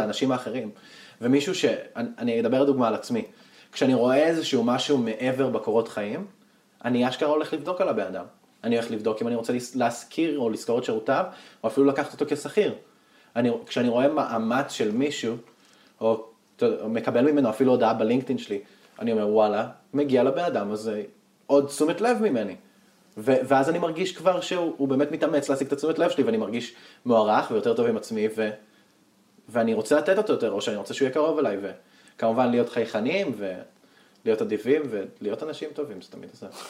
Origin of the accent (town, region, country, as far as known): Northern Israel, Israel